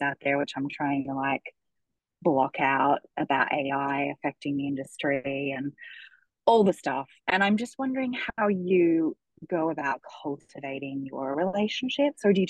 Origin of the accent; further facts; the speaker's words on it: Australia; I'm from Australia